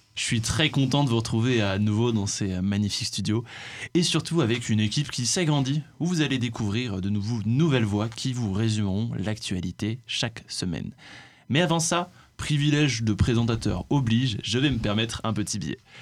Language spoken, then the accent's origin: French; France; nous en tant que Français